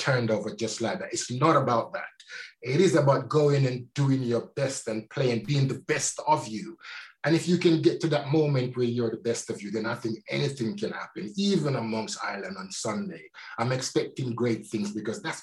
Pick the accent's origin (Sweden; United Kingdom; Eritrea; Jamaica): Jamaica; moved away; when I grew up in Jamaica